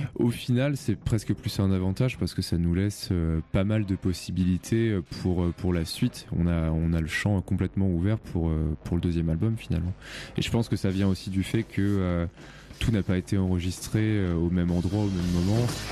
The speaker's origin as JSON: {"language": "French", "town": "Rouen", "region": "Normandy", "country": "France", "said": "on vient de Rouen."}